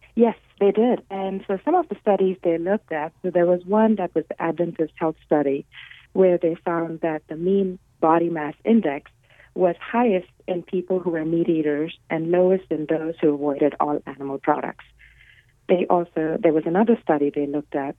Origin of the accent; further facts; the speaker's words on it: India; moved away as an adult; also born or lived in Los Angeles; now in United States; I was born and raised in India